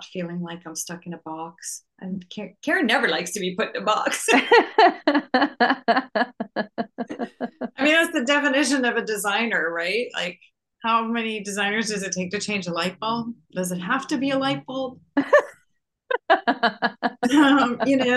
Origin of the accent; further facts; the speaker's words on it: Canada; now in Virginia, United States; I grew up in Canada